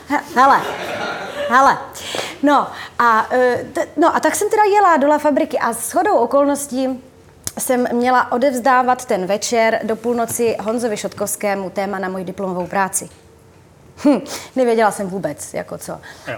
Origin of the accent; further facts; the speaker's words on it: Uherské Hradiště, Zlín Region, Czechia; moved away; do Slováckého divadla u nás v Uherském hradišti, tam jsem vlastně, na tom jsem vyrostla, na tom divadle